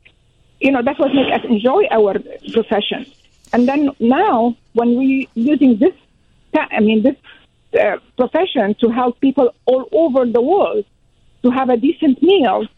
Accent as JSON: {"language": "English", "country": "Syria", "also_born_or_lived": "Washington, D.C., United States", "moved": "as an adult", "lives_now": "Sioux Falls, United States", "said": "I am an immigrant. I came from Syria. I went to school in America"}